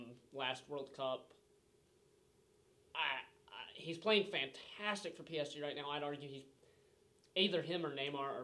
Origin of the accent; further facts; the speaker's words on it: United States; as an American